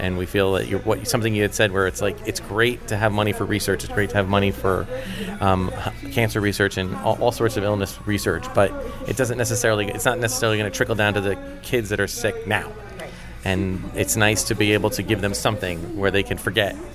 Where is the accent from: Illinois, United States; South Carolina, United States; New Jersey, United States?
New Jersey, United States; Flemington; I'm from Flemington, New Jersey.